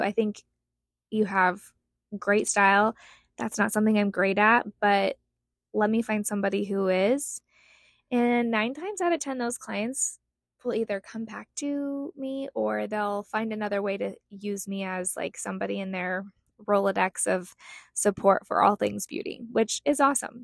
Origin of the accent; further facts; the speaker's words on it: Utah, United States; moved away as an adult; now in Scottsdale, United States; I grew up in Utah, but moved here in 2007.